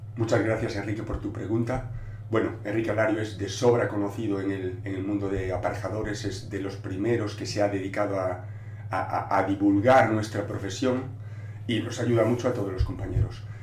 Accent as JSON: {"language": "Spanish", "region": "Galicia", "country": "Spain", "first_language": "Galician", "second_language": "Spanish", "said": "yo lo escribo en gallego, porque yo soy gallego falante, galego falante, y, yo normalmente hablo en gallego"}